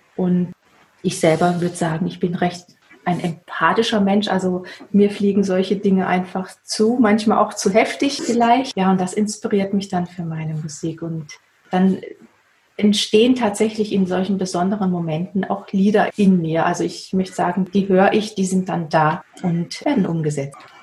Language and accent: German; Waldshut, Baden-Württemberg, Germany; now in Herbolzheim, Germany; ich in Waldshut geboren bin und ich denke, die frühe Kindheit dort, also aufgewachsen im Schmitzinger Tal